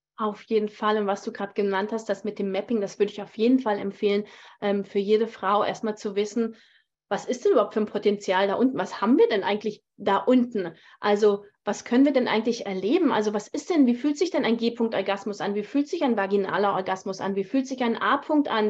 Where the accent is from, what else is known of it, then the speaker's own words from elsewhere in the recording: Germany; moved away as an adult; also born or lived in Thailand; now in Canada; Ich bin ja Deutsche.